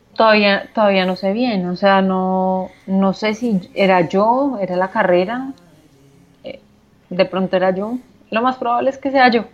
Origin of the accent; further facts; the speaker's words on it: Bogotá, Colombia; also born or lived in Manizales; Solo nací allá. Eh, fui criada en Bogotá